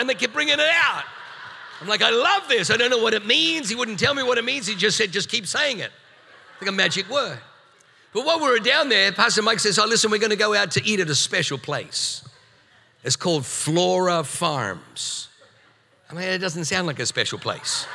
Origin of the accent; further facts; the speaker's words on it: Australia; moved away as an adult; also born or lived in New Zealand; now in San Diego, United States; I come from Australia. We spent 7 years in New Zealand